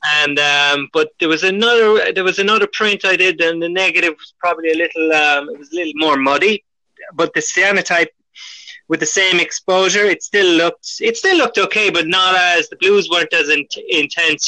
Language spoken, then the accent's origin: English; Ireland; moved away as an adult; now in France; I'm Irish